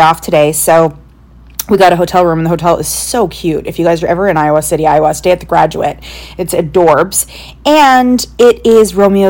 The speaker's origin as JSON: {"language": "English", "country": "Canada", "said": "we're Canadian"}